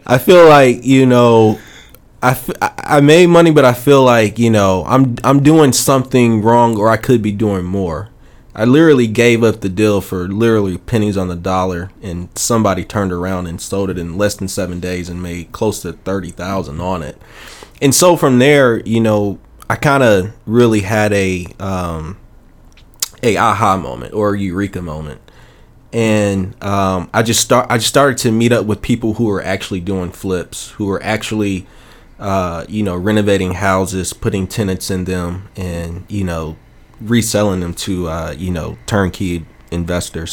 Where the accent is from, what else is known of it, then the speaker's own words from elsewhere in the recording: Chicago, Illinois, United States; moved away as an adult; now in Memphis, United States; I'm originally from Chicago, and uh, I moved to Memphis uh, December of uh, 2006.